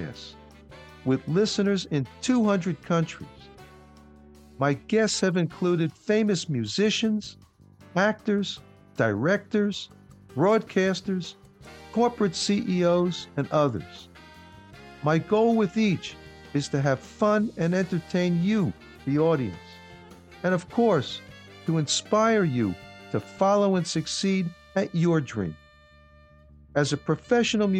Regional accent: New York, United States; I grew up in New York

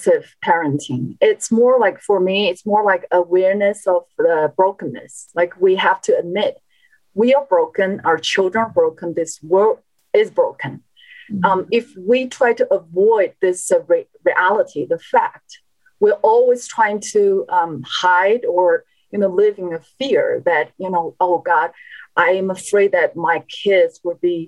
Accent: China; moved away; I was born and raised in China, an atheist country.

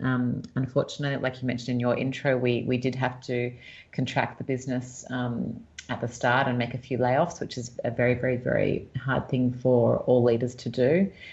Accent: Sydney, New South Wales, Australia; moved away as an adult; now in Los Angeles, United States; I was born and raised in Sydney, Australia.

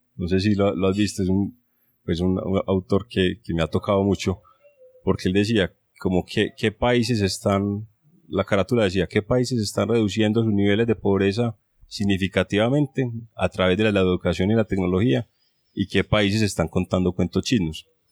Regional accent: Medellín, Antioquia, Colombia; also born or lived in Grenoble, France; colombiano, soy de Medellín

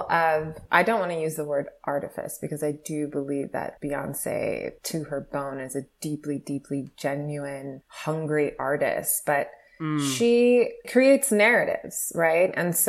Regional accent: New York City, New York, United States; I'm from Brooklyn, like I'm from Canarsie, I'm from … territory, right?

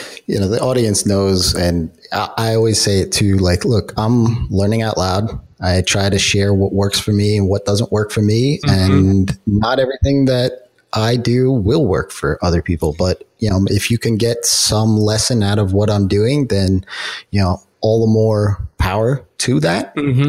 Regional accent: New York, United States; I'm from New York, so it's big town.

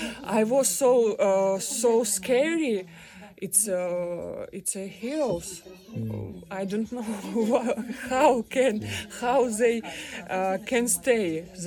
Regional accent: Kyiv, Ukraine; English is a second language; moved away as an adult; now in Kraków, Poland; I'm from Kiev. Now I'm hostel in Krakow.

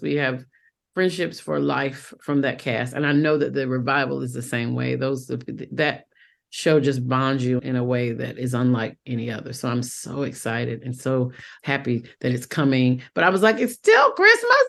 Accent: Fayetteville, North Carolina, United States; accent: Southern; moved away as an adult; also born or lived in Rochester, New York / New York; So my home is Fayetteville, North Carolina

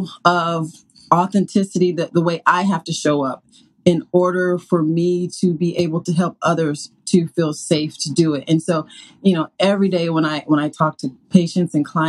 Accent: the South, United States; I grew up in the South

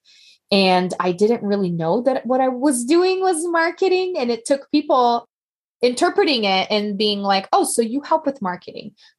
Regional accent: Brazil; moved away as an adult; now in United States; I'm from Brazil originally, and we actually had the babies in Brazil.

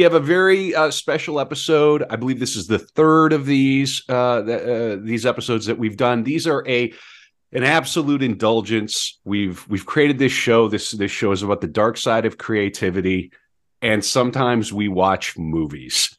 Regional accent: Fargo, North Dakota, United States; Fargo is my home, my hometown. I mean, I'm from

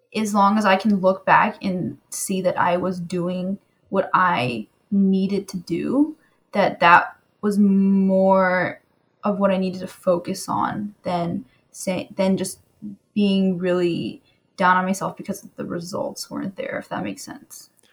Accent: California, United States; I'm from California

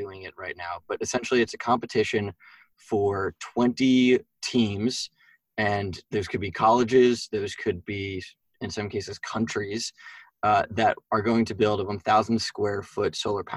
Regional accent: Westchester, New York, United States; I grew up in Westchester, New York, so about an hour north of the city

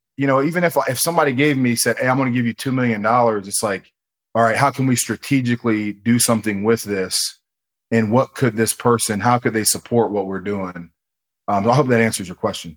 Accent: Ohio, United States; I'm from Ohio. I'm in Columbus, Ohio.

